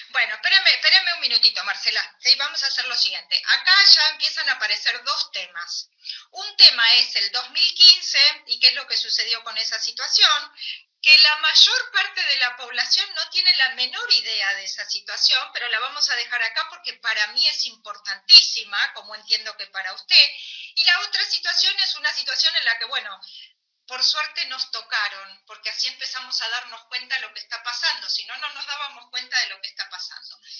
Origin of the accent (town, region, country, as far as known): Argentina